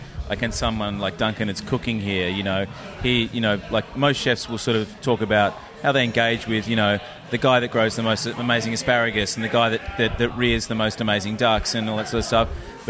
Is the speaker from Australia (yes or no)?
yes; Adelaide, South Australia, Australia; also born or lived in Sydney; now in Melbourne, Australia; I was born in Adelaide